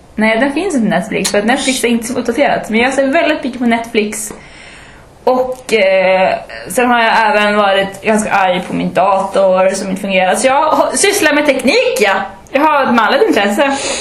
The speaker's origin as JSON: {"language": "Swedish", "town": "Umeå", "region": "Västerbotten County", "country": "Sweden", "also_born_or_lived": "Malmö", "said": "jag är också från Umeå. Jag är från Ersboda"}